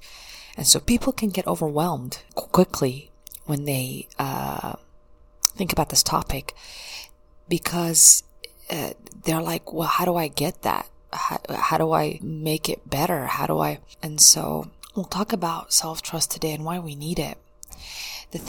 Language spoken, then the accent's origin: English; United States; growing up in the United States was a big culture shock for me